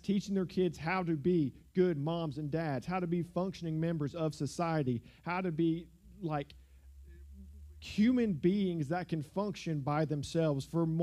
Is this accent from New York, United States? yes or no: no; South Georgia, United States; the church I grew up in South Georgia